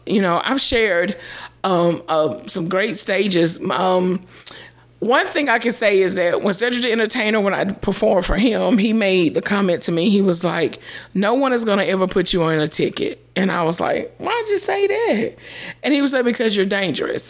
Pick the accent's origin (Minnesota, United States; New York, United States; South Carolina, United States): South Carolina, United States; Greenville; I'm from West Greenville in Greenville, South Carolina